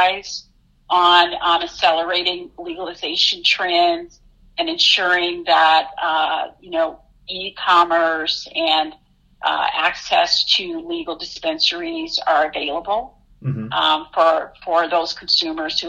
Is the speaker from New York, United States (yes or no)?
no; Detroit, Michigan, United States; moved away; I hail from Detroit, Michigan